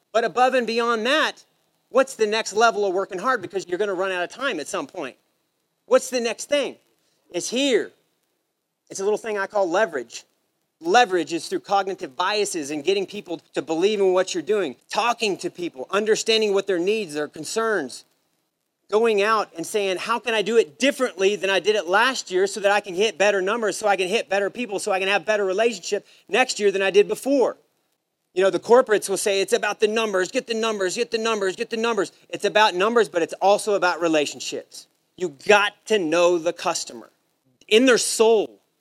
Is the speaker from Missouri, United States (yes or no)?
yes; Savannah, Missouri, United States; also born or lived in St. Joseph, Missouri; now in Texas, United States; I grew up in St. Joe, Missouri, was the nearest decent sized town to where I lived. I'm from Savannah, it's a little small country town